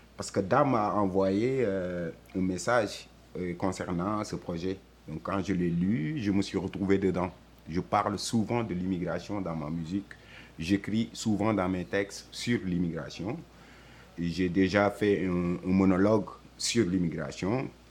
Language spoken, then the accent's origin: French; Senegal; also born or lived in France; now in Montreal, Canada; Je suis né au Sénégal, j'ai grandi au Sénégal